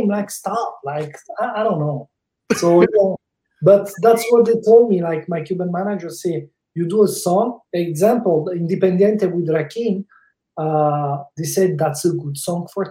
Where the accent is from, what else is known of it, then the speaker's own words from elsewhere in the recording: Italy; English is a second language; moved away as an adult; now in Canada; I live in Canada. It's like 12 years. It still sound like I came yesterday from Italy